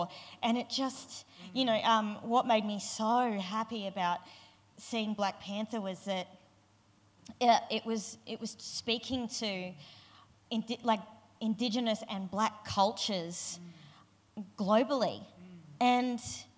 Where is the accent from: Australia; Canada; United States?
Australia; Kakadu National Park, Northern Territory; I grew up in Kakadu National Park, which is an incredible place full of ancient sandstone